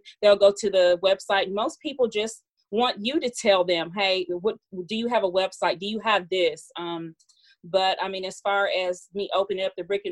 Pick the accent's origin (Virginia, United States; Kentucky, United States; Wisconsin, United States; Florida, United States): Kentucky, United States; also born or lived in Mississippi / Elizabethtown, Kentucky; Originally, I'm Mississippi born, but Kentucky raised